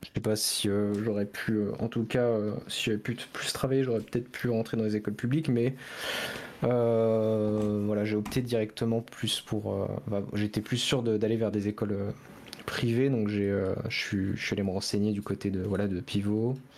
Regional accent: Angers, Pays de la Loire, France; Je suis de Angers

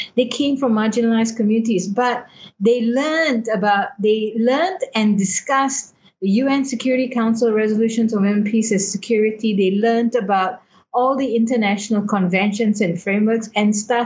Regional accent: Malaysia; I'm not from Burma. I'm a Malaysian

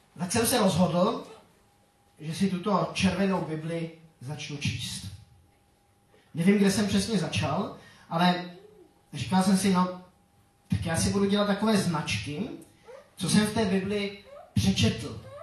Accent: Grindelwald, Bern, Switzerland; first language Czech; moved away; Já jsem nevyrůstal pod Matterhornem, ale pod Eigrem. To je, eh, taková ta- jedna taky známá hora ve Švýcarsku. A, eh, tak v té naší vesnici, v Grindelwaldu

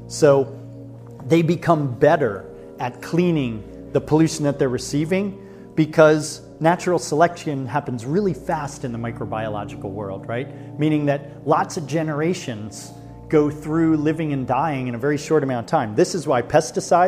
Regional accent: United States; as American people

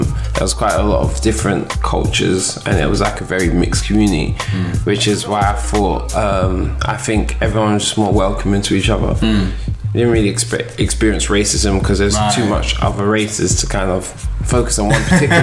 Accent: London, United Kingdom; also born or lived in Tottenham; I grew up in North London my whole life. I started living in like Finsbury Park, Holloway

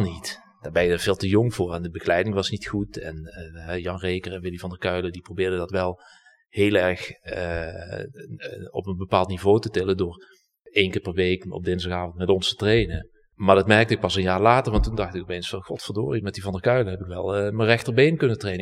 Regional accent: Heerlen, Limburg, Netherlands; moved away as an adult; also born or lived in Hilversum; ik ben eh, geboren en getogen in Heerlen.

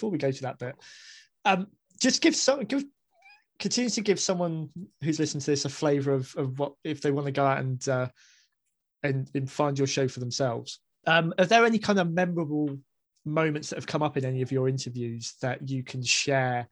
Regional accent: Basingstoke, South East England, United Kingdom; moved away as an adult; also born or lived in Staffordshire; I grew up in Basingstoke

